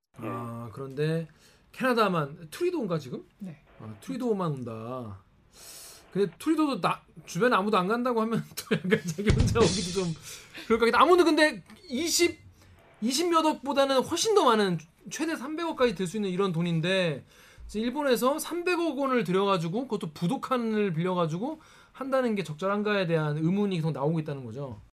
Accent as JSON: {"language": "Korean", "country": "South Korea", "said": "저는 한국 사람이니까"}